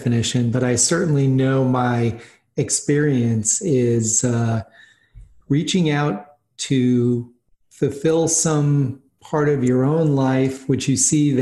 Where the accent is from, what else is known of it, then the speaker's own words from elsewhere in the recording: Boston, Massachusetts, United States; I grew up in Boston